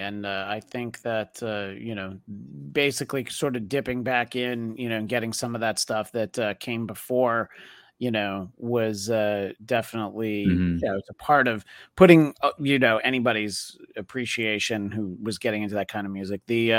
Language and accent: English; New York City, New York, United States; now in Los Angeles, United States; I've lived in LA for 20 years, but I grew up in the New York City area.